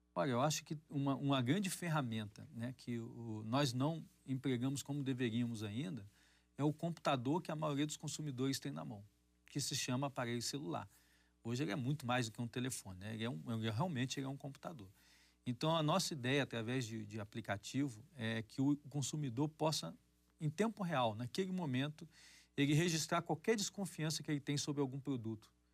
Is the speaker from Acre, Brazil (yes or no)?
yes; Acre, Brazil; moved away; lá no meu estado natal, lá do Acre